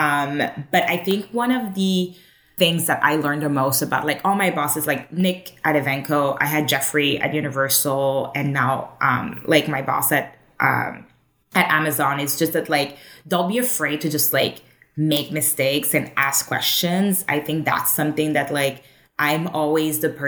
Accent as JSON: {"language": "English", "town": "Montreal", "region": "Quebec", "country": "Canada", "tie": "born or raised there", "moved": "as an adult", "lives_now": "Toronto, Canada", "said": "I was born in Montreal"}